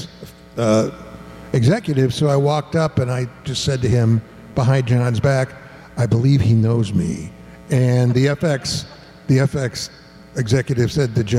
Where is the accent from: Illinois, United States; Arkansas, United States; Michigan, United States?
Michigan, United States; Ann Arbor; I'm from Ann Arbor, Michigan.